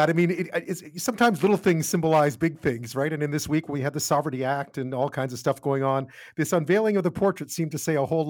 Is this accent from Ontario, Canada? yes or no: no; Quebec, Canada; moved away; I grew up in Quebec.